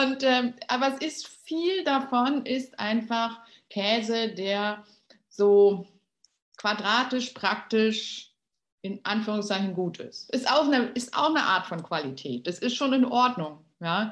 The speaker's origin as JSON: {"language": "German", "region": "Berlin", "country": "Germany", "tie": "born or raised there", "said": "ich bin ja in Berlin aufgewachsen, bin Berlinerin durch und durch"}